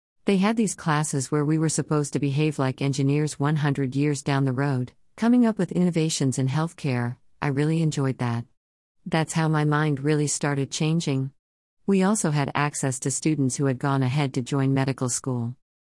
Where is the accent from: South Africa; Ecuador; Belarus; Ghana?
Ghana; Like I said, I grew up in Ghana and started schooling here too.